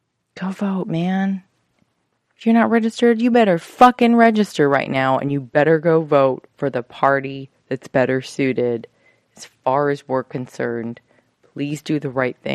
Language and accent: English; United States; as Americans